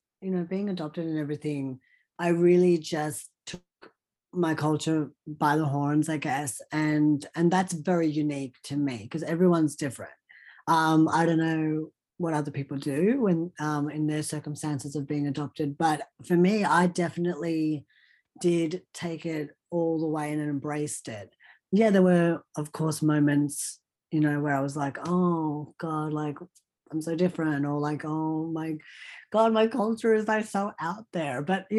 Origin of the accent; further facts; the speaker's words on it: India; born there; I'm not trying to be Indian anything. I am Indian. I was born in India. I am from the motherland.